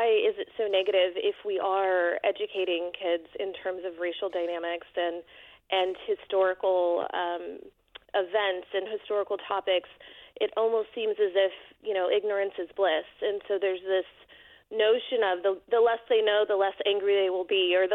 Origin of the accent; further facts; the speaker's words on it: Bay Area, California, United States; now in Alamo, United States; My husband and I are born and raised in the Bay Area